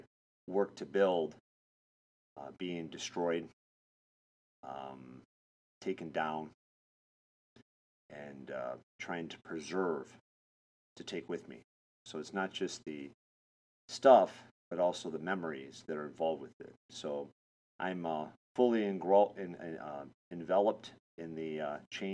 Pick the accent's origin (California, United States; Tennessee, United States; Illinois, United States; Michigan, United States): Michigan, United States; moved away as an adult; also born or lived in Florida / Texas / Los Angeles; I was born and raised in Michigan